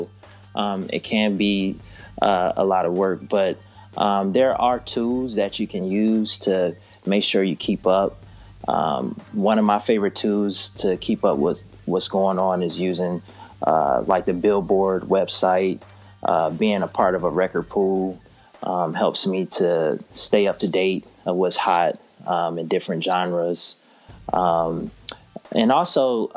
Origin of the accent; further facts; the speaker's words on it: Detroit, Michigan, United States; now in Charlotte, United States; growing up in Detroit, coming to Charlotte